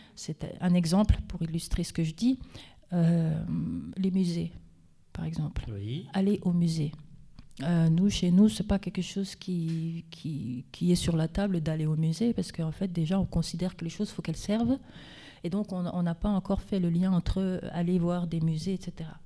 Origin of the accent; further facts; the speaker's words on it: Vosges, Grand Est, France; je suis des Vosges, euh, je, suis française, je suis vosgienne